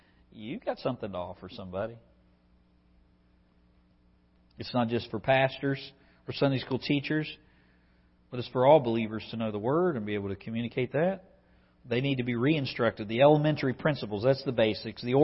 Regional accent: West Virginia, United States; I'm a country boy from West Virginia. I grew up on Fire Creek Road

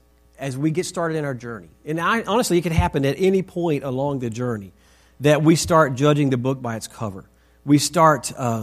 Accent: Texas, United States; So we came from Texas and we moved to Northern Virginia.

